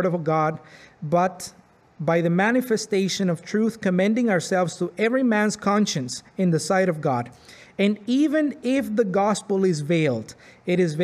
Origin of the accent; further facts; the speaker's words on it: Arizpe, Sonora, Mexico; now in Pembroke, Canada; I grew up in Mexico in a Roman Catholic family